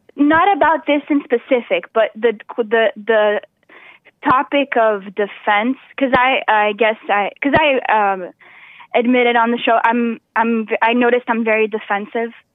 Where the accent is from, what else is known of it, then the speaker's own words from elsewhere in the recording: South Region, Brazil; moved away; I'm from the south of Brazil, which is very different than the north of Brazil.